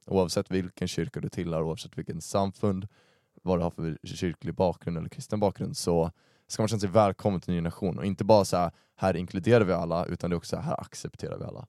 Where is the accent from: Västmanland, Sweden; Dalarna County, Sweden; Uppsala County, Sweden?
Uppsala County, Sweden; Uppsala; jag är uppvuxen i Uppsala